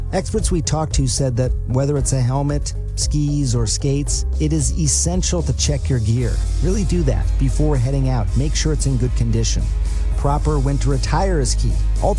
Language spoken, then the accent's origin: English; Michigan, United States; Maybe that's because I grew up in Michigan.